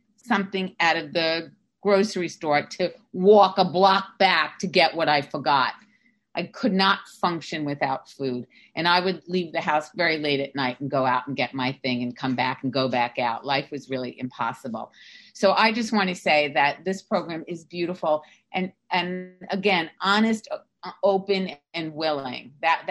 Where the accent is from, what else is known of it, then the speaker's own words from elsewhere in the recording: New York, United States; now in Sarasota, United States; I'm from New York. Right now I'm living in Sarasota, Florida